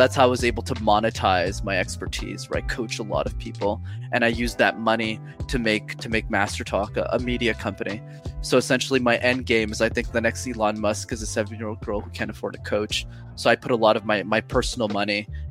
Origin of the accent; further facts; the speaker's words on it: Montreal, Quebec, Canada; English is a second language; I grew up in Montreal, which is still where I'm based